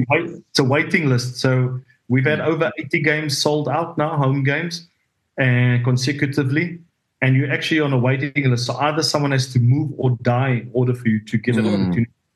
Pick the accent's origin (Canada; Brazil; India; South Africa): South Africa; moved away as an adult; also born or lived in France; now in La Rochelle, France; being South African